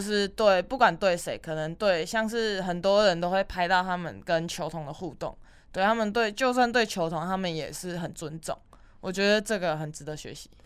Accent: Taiwan; 我们台湾人

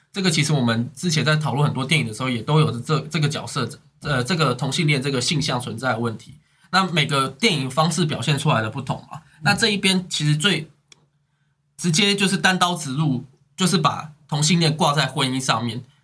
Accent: Taiwan; 在我们台湾

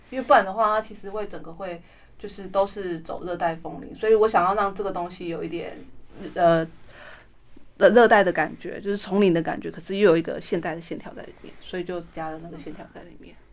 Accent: Hualien, Hualien County, Taiwan; now in Taipei, Taiwan; 就是我的故乡美轮

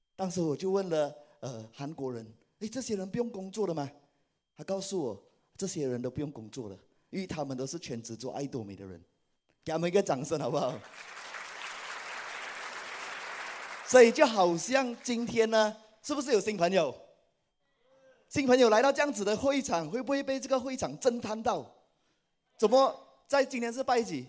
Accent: Malaysia; 我来自马来西亚，是爱多美的皇冠大师以及皇冠领袖俱乐部成员

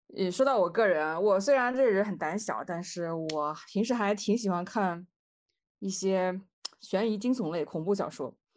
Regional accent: northern China, China; 那这个像我们北方人的话，就是侄女和侄女儿的区别。

